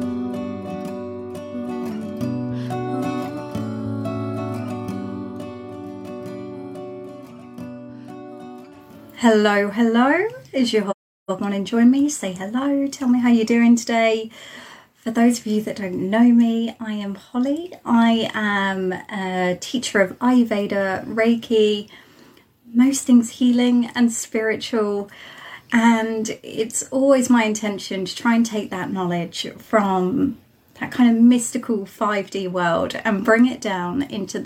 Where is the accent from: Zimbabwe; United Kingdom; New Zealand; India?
United Kingdom; Isle of Wight, South East England; moved away as an adult; I'm joining you from the Isle of Wight, which is right at the bottom of the UK.